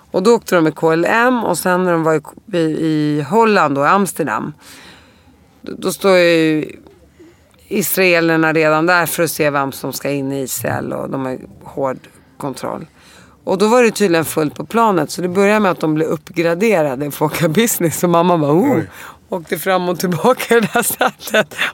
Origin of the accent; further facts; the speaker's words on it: Damascus, Damascus Governorate, Syria; born there; För att i mitt pass så står det att jag är född i Damaskus.